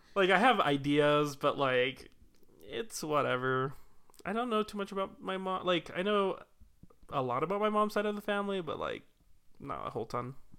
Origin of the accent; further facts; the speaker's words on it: Salt Lake City, Utah, United States; I was not, in fact, born into Haiti. I was born in Salt Lake.